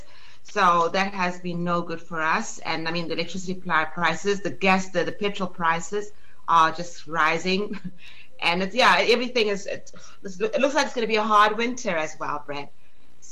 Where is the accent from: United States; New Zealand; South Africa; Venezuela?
South Africa; now in Spain; I still consider South Africa my motherland. Well, it is my motherland, and I'm still very tied to South Africa